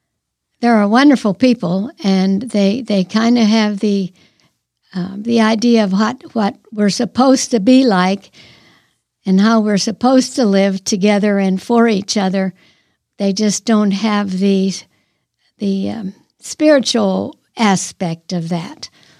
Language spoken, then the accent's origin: English; Ohio, United States; also born or lived in Pennsylvania; I was born in Pennsylvania, then we moved to Ohio after a couple of years.